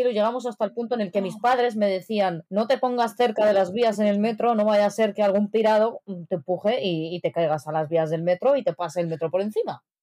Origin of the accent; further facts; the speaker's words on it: Morocco; ¿Con el camello en la calle para que reconozcas que soy marroquí o cómo va el asunto?